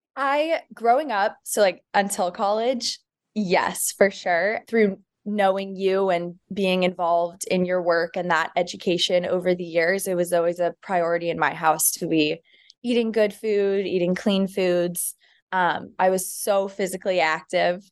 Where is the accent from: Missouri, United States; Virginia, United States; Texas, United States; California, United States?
Texas, United States; Dallas; moved away as an adult; also born or lived in Clemson, South Carolina; now in New York City, United States; I'm originally from Dallas, Texas